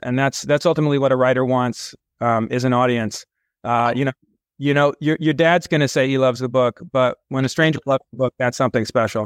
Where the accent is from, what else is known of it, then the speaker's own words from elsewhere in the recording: California, United States; moved away as an adult; also born or lived in San Francisco / Manhattan, New York City; now in New York City, United States; born in San Francisco, raised in and around California